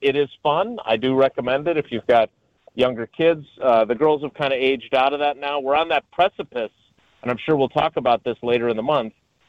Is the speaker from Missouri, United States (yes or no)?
no; Milwaukee, Wisconsin, United States; also born or lived in Madison; now in Green Bay, United States; I grew up in Milwaukee. I went to school in Madison.